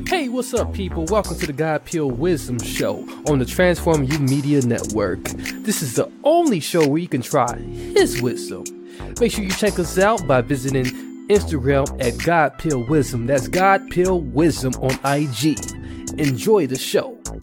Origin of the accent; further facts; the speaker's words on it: Milwaukee, Wisconsin, United States; my hometown, Milwaukee, Wisconsin